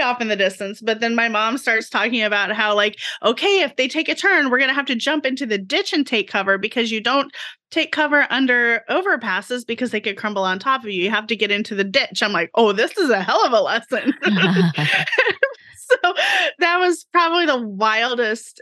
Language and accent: English; Oklahoma, United States; I grew up in Oklahoma